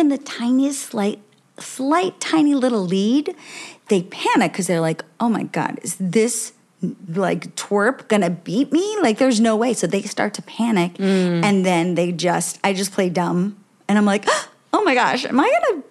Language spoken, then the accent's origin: English; Miami, Florida, United States; now in New York City, United States; I'm from Miami